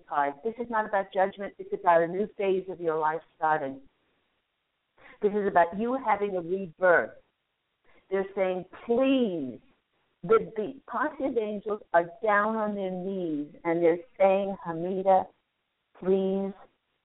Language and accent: English; Virginia, United States; moved away; Virginia, where I spent a lot of my youth